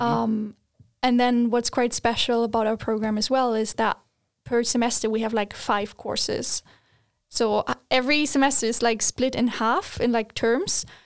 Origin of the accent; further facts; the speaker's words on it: Germany; moved away as an adult; now in Sweden; I am originally from Germany